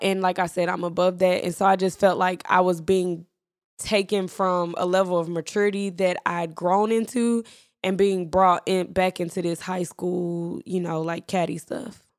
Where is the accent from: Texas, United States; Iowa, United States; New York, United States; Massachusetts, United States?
Texas, United States; Irving; we're from Irving